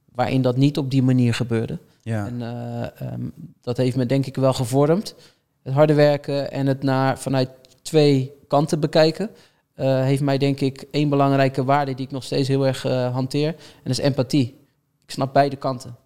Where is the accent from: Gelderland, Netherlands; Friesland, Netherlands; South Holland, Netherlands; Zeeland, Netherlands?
South Holland, Netherlands; Rotterdam; ik kom uit Rotterdam. Ik woonde aan de oostkant van Rotterdam.